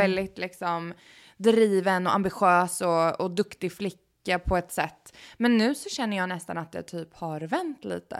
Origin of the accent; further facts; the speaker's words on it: Sweden; moved away as an adult; now in Los Angeles, United States; kan jag alltid hem till Sverige